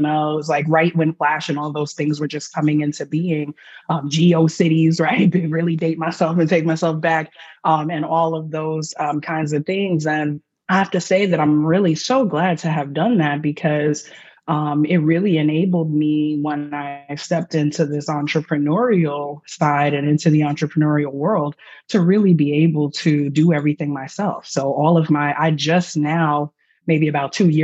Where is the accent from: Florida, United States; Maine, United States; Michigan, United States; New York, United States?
New York, United States; New York City; also born or lived in Tallahassee; I'm from Harlem